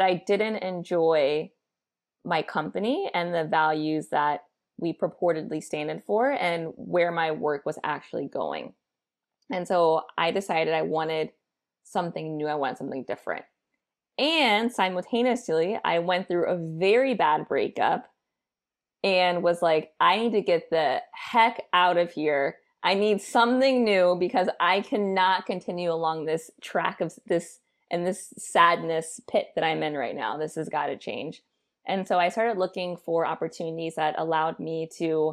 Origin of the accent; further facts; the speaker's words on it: St. Louis, Missouri, United States; also born or lived in Addis Ababa, Ethiopia; I'm from St. Louis, Missouri. It is my home base